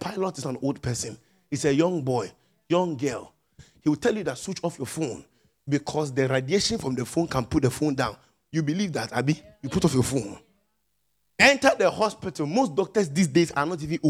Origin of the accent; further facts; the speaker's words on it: Nigeria; moved away; I'm a Nigerian pastor.